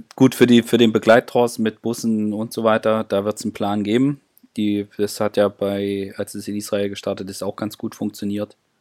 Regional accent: East Germany, Germany; ich als Ossi

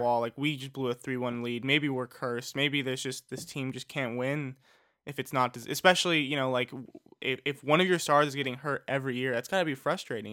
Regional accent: Los Angeles, California, United States; I'm from Los Angeles

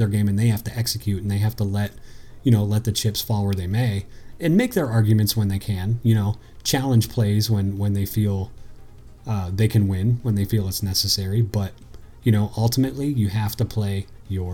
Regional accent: United States; I grew up on the East Coast on the Maryland-Pennsylvania border

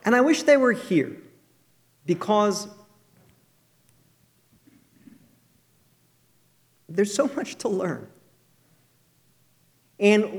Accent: Jersey Shore, New Jersey, United States; I'm from the Jersey Shore. I never knew real evangelicals

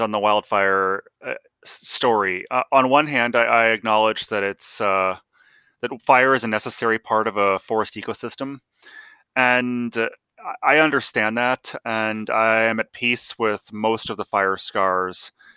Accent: Salem, Oregon, United States; I grew up in Salem

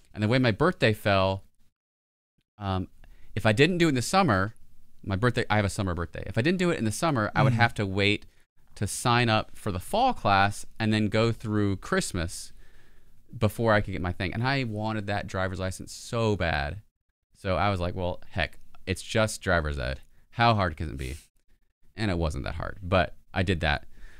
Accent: Mississippi, United States; growing up in Mississippi, I was the last cohort to get my driver's license at 15.

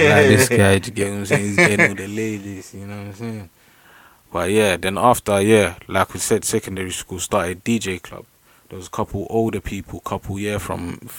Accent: London, United Kingdom; I'm from East London. Yeah? Don't know. East born and bred

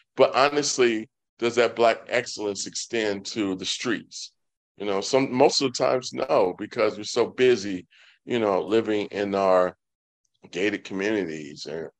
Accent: Atlanta, Georgia, United States; I'm from East Atlanta, and I did live in North Atlanta briefly when I graduated from college.

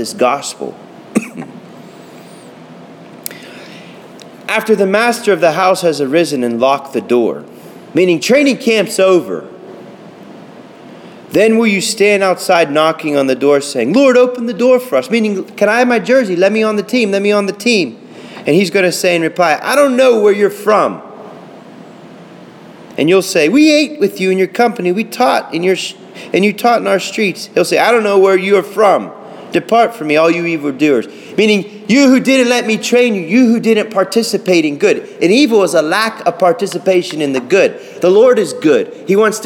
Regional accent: Pittsburgh, Pennsylvania, United States; I'm from Pittsburgh

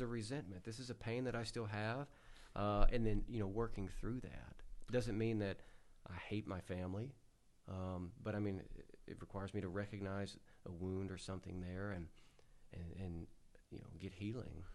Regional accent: United States; growing up in the Delta

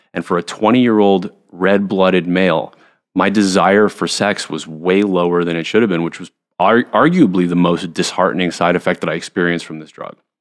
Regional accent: Montreal, Quebec, Canada; I was a pretty normal kid growing up in Montreal

